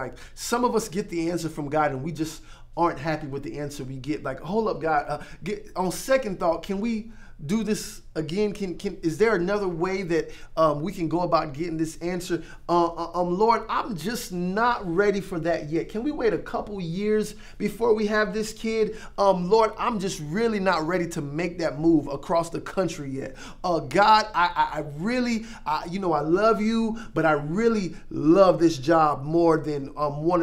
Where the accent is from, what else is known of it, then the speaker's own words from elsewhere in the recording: Florida, United States; I grew up in Florida where we got hurricanes all the time.